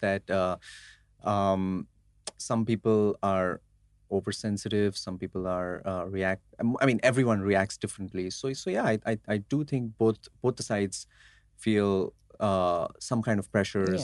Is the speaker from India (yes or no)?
yes; Mumbai, Maharashtra, India; I'm a Gujarati from Mumbai, India